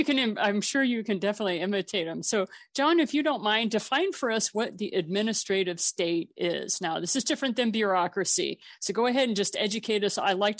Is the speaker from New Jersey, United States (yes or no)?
no; Missouri, United States; I'm from Missouri.